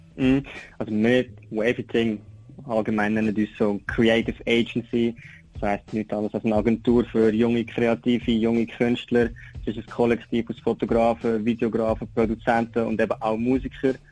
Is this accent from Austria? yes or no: no; Switzerland; also born or lived in Aargau; now in Lucerne, Switzerland; bin ich natürlich aber auch ein Schweizer Rapper. Ich rappe auf Mundart